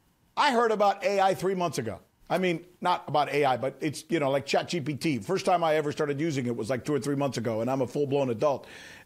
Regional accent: United States; as an American

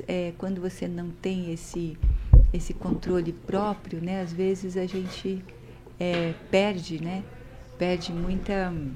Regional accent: Maringá, Paraná, Brazil; also born or lived in Curitiba / Amazonas; a gente sou daqui de Maringá

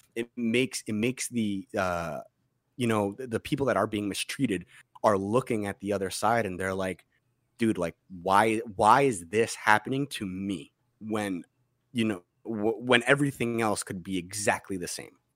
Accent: Massapequa, New York, United States; where I grew up in Massapequa

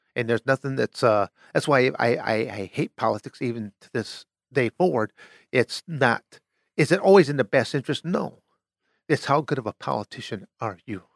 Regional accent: Michigan, United States; moved away as an adult; also born or lived in Arizona; born and raised in Michigan

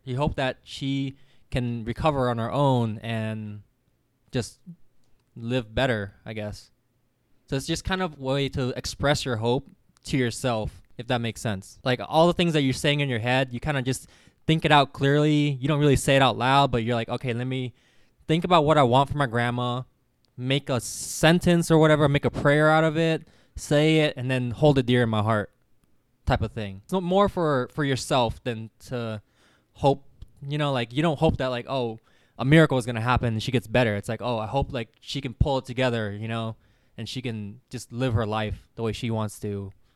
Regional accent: California, United States; growing up in California

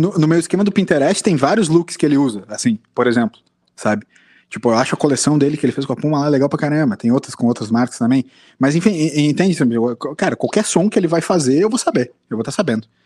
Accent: Brazil; como brasileiro

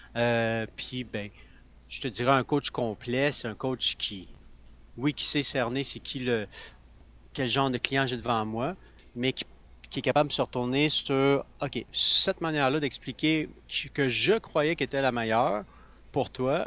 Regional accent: Sherbrooke, Quebec, Canada; je viens de Sherbrooke, l'Estrie

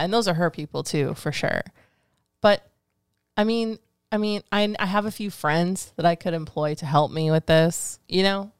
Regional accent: Fremont, California, United States; Tweaks, Freaks, and Antiques. That's my hometown

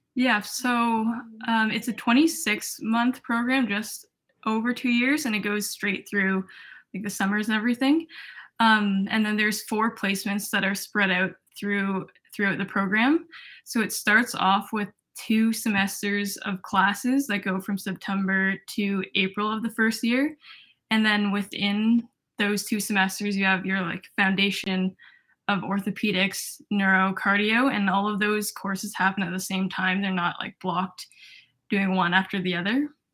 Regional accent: Toronto, Ontario, Canada; moved away as an adult; now in Montreal, Canada; I'm from Toronto, Ontario.

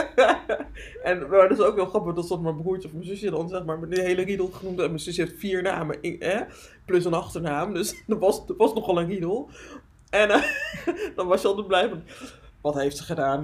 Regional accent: Friesland, Netherlands; ik ben opgegroeid in Friesland in een heel klein dorpje.

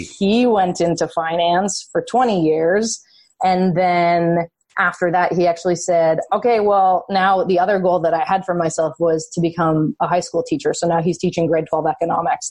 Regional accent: just outside of Toronto, Ontario, Canada; I grew up just outside of Toronto, so I grew up Canadian.

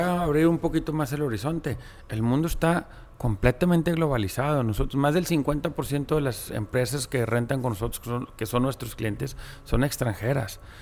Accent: Monterrey, Nuevo León, Mexico; nací aquí en Monterrey y vengo de una familia de origen árabe

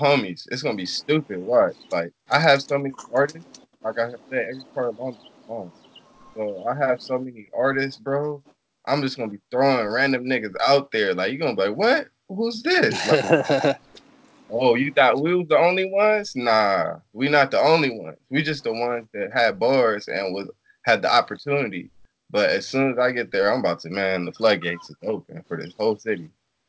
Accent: Long Beach, California, United States; born or raised there

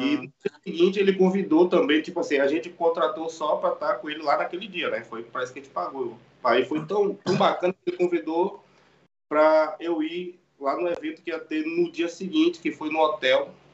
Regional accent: Salvador, Bahia, Brazil; moved away as an adult; also born or lived in Ilhéus, Bahia, Brazil; now in Lisbon, Portugal; eu sou de Ilhéus, mas sempre fui criado em Salvador. Mas hoje eu trabalho em Lisboa, Portugal já tô aqui desde 2016

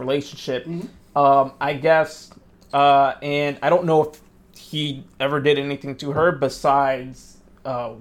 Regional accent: New Jersey, United States; We're from Jersey

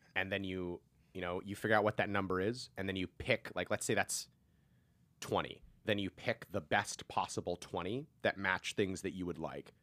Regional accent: Seattle, Washington, United States; born or raised there; moved away as an adult; now in California, United States

